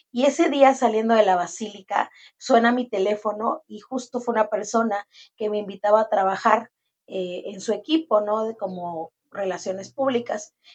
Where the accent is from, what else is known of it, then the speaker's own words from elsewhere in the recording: Campeche, Mexico; de Campeche. Eh, sí, en efecto, estudié la licenciatura de Ciencias de la Comunicación y Periodismo. Empecé a trabajar aquí en la ciudad de Campeche como periodista muchos años.